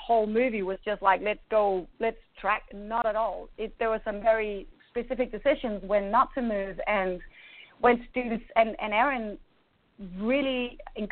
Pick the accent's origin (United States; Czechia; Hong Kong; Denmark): Denmark; I grew up in Denmark. You know, I'm from a completely different culture.